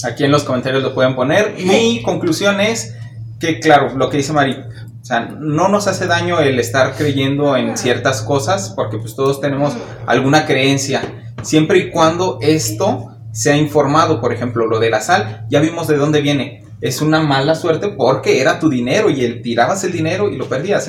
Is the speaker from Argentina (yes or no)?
no; Mexico; hasta que no salimos de nuestro país o no vamos a otro lugar, no entendemos el poder que tiene nuestra cultura en otros lugares.